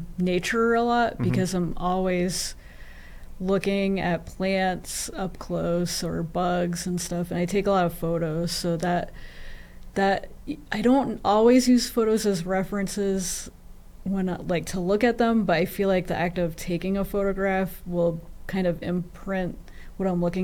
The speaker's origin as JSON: {"language": "English", "town": "Chesterfield", "region": "New Hampshire", "country": "United States", "tie": "born or raised there", "also_born_or_lived": "Chicago", "moved": "as an adult", "said": "I grew up in Chesterfield, New Hampshire"}